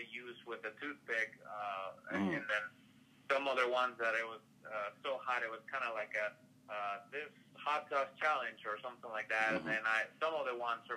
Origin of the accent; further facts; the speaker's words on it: Madrid, Community of Madrid, Spain; moved away as an adult; now in Tennessee, United States; I'm originally from Madrid